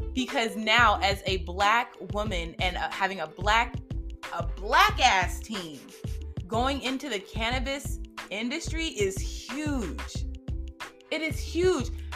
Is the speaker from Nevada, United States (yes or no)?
yes; Las Vegas, Nevada, United States; now in Georgia, United States; I'm in Georgia, but I'm born and raised in Las Vegas, Nevada